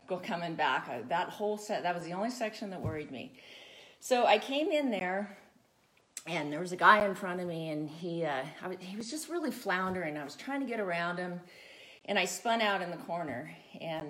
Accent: Santa Barbara County, California, United States; I grew up in Santa Barbara County, way out in the mountains

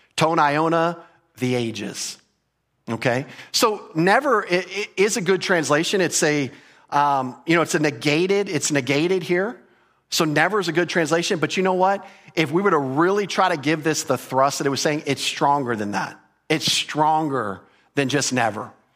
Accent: United States; as an American

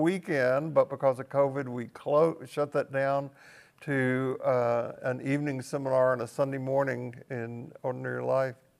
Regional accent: Tennessee, United States; I grew up in Tennessee on the w, just the west side of Appalachia

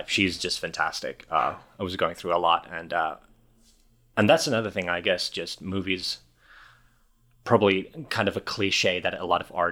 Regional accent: Helsinki, Uusimaa, Finland; English is a second language; I'm from

